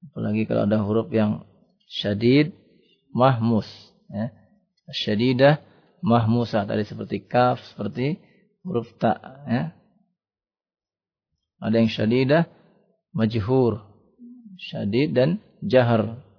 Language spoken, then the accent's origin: Indonesian; Java, Indonesia; Kemudian biasanya orang Jawa nih ya, kita orang Jawa ya. Dia mengucapkan ngalamin.